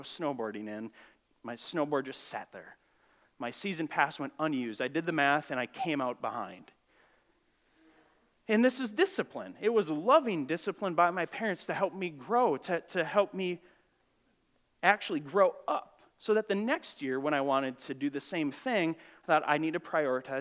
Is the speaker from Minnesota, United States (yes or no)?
yes; Grand Marais, Minnesota, United States; I grew up in Grand Marais, Minnesota